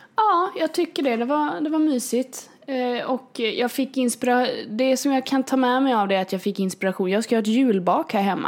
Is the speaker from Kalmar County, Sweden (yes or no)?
yes; Kalmar, Kalmar County, Sweden; jag är uppväxt här i Kalmar